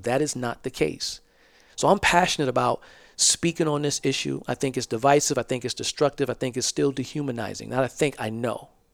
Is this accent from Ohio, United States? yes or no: no; Georgetown, South Carolina, United States; I'm from Georgetown, South Carolina. We call it the Low Country.